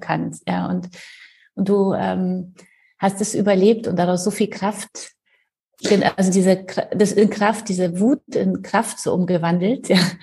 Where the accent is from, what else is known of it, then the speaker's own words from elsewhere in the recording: Poland; now in Germany; Ich komme ja aus Polen